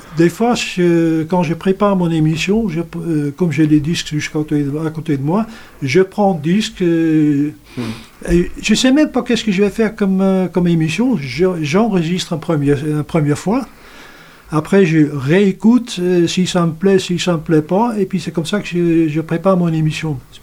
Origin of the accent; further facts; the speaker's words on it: Netherlands; moved away as an adult; now in Saint-Barthélemy-d'Anjou, France; je viens des Pays-Bas